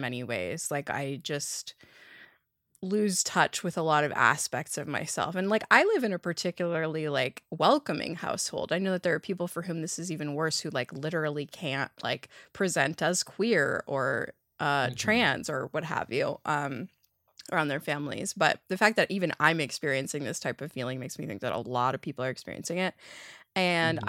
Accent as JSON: {"language": "English", "town": "Toronto", "region": "Ontario", "country": "Canada", "tie": "born or raised there", "said": "I've been born and raised in Toronto and my parents still live here and I still live here."}